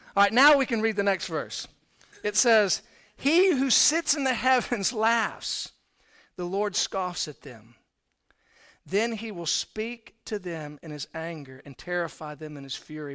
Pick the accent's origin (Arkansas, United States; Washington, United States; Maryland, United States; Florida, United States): Florida, United States; moved away as an adult; also born or lived in Houston, Texas; now in Texas, United States; I was born in Houston. My parents were divorced at an early age. My mom and I moved to Florida. So I actually grew up in Florida.